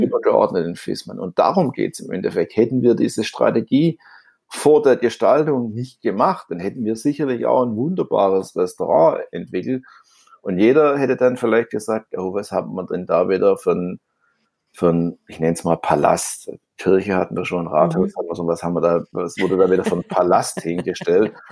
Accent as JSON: {"language": "German", "town": "Stuttgart", "region": "Baden-Württemberg", "country": "Germany", "accent": "Swabian", "said": "ich bin ja Stuttgarter auf gut Schwäbisch"}